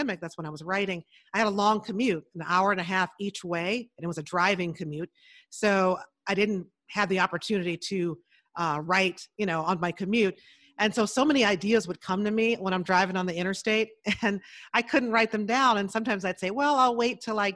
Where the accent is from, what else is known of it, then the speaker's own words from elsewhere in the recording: Chicago, Illinois, United States; I grew up in Chicago. So in the big city on the South Side